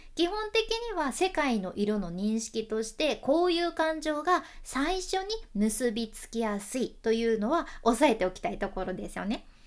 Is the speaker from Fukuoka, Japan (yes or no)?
yes; Fukuoka, Japan; accent: Hakata dialect